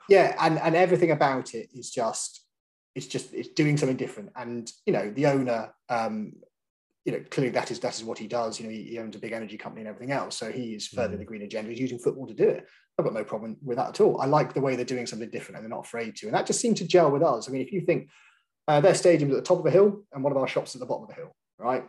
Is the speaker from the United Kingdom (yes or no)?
yes; Scotland, United Kingdom; moved away; I am Scottish